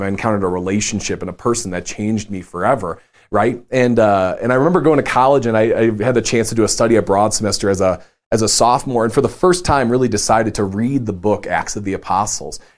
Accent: Chicago, Illinois, United States; moved away; I'm from Chicago

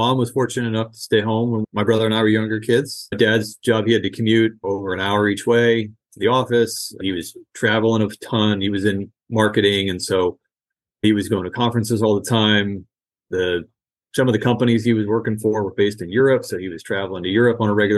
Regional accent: outside of Boston, Massachusetts, United States; now in Bay Area, California, United States; I grew up outside of Boston

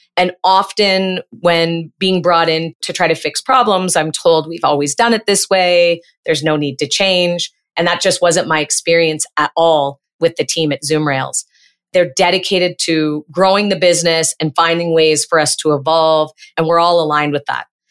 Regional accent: Peterborough, Ontario, Canada; moved away as an adult; now in Montreal, Canada; I grew up in Ontario, Canada, in a city that's on the Otonabee River. It's about seventy-nine, eighty miles northeast of Toronto. And I spent the first half of my life in Peterborough

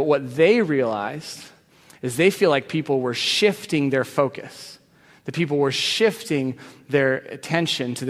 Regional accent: Arizona, United States; moved away as an adult; now in Seattle, United States; I was from Arizona

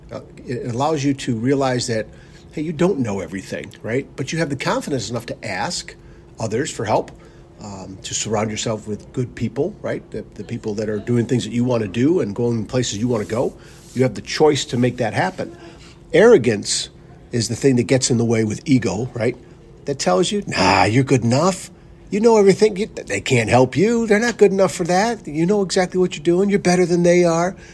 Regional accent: Northville, Michigan, United States; we grew up in Northville, Michigan together.

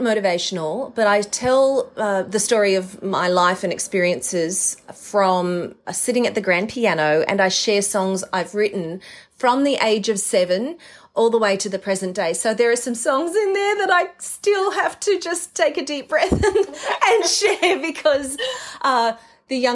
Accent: Mackay, Queensland, Australia; moved away as an adult; also born or lived in New York, United States; as a little girl growing up in Mackay in North Queensland

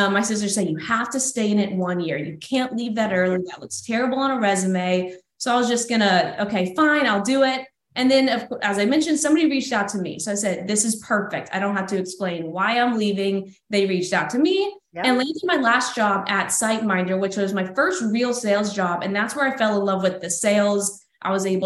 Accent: Texas, United States; moved away as an adult; also born or lived in Florida Panhandle; now in Florida, United States; born and raised in Texas, moved on over to Florida last year in the Panhandle

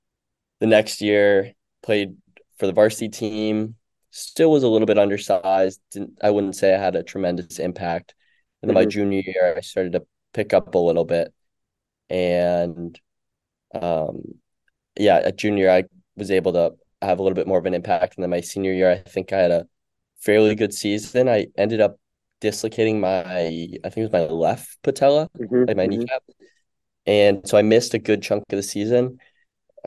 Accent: Woodbury, Connecticut, United States; I'm from Woodbury, Connecticut.

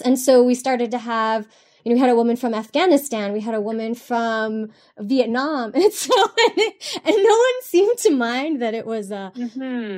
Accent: Miami, Florida, United States; moved away; I grew up in South Florida in Miami

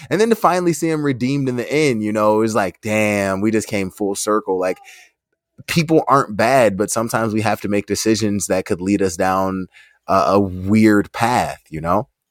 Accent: United States; we're, we're from America

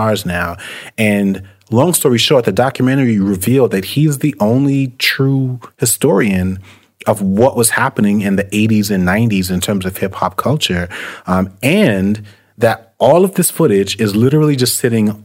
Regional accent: New York City, New York, United States; when I was growing up in New York City

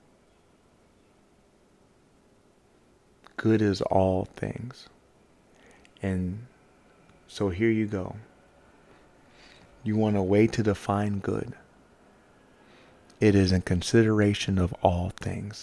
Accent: the South, United States; I grew up in the South

